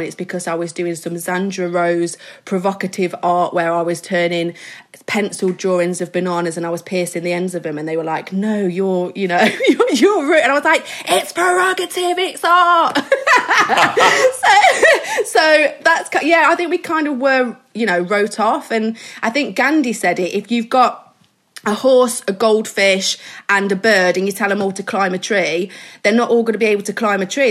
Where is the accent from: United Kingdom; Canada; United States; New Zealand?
United Kingdom; Midlands; I'm from the Midlands, so I'm from a small little town